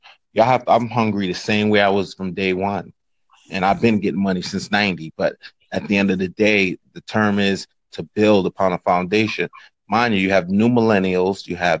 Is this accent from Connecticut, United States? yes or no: no; Brooklyn, New York, United States; I'm from Brooklyn, New York, and my brand is the Low Life brand.